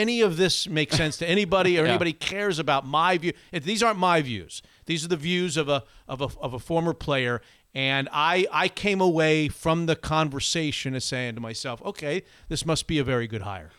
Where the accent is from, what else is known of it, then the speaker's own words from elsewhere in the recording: Florida, United States; also born or lived in upstate New York; now in Seattle, United States; I'm going to convert this Floridian.